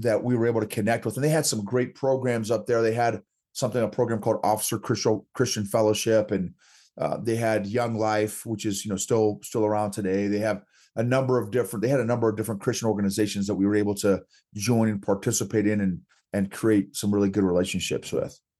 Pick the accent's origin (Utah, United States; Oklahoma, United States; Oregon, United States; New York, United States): Oklahoma, United States; grew up in, in Oklahoma